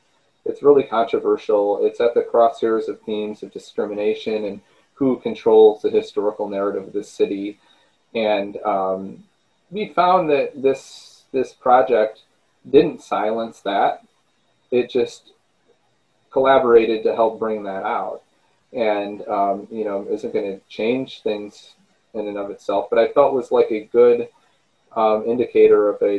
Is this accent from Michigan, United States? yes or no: yes; Michigan, United States; And of course, I'm from Michigan, and I had spent some time living at some other places.